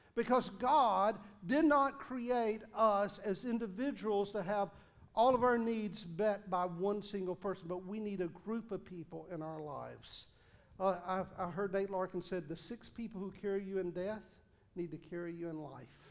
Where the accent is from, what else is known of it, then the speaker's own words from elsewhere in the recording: the South, United States; accent: Southern; I speak Southern